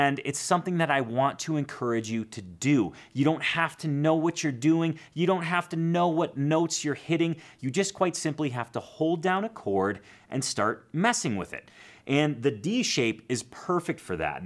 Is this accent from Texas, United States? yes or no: no; Chicago, Illinois, United States; I grew up in Chicago